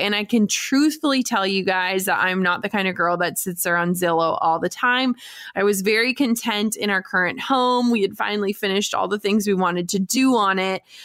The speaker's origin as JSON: {"language": "English", "town": "Duluth", "region": "Minnesota", "country": "United States", "tie": "born or raised there", "moved": "yes", "said": "my hometown of Duluth, Minnesota"}